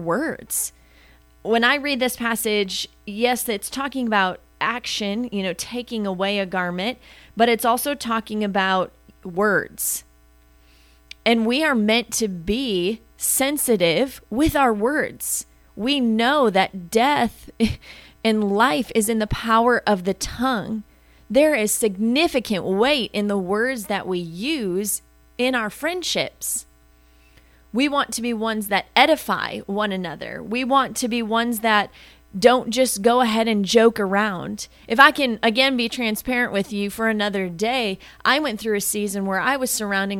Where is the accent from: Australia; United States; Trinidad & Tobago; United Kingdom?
United States; Wisconsin; I grew up in Wisconsin